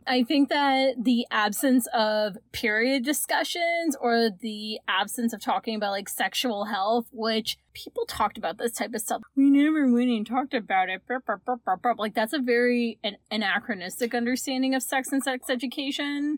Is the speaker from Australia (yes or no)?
no; Canada; we are Canadian